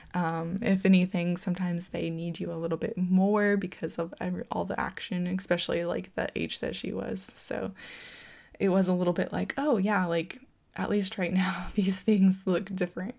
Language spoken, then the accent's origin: English; Florida, United States; now in California, United States; growing up in Florida, it just rained all the time there